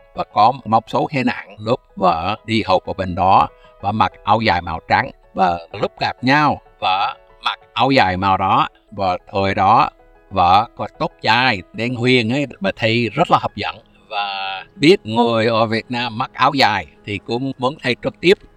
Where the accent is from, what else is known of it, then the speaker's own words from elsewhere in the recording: United States; Vietnamese is a second language; moved away as an adult; also born or lived in Vietnam; now in Ho Chi Minh City, Vietnam; tôi là người Mỹ sống ở Việt Nam toàn thời gian từ lúc tháng 1 1995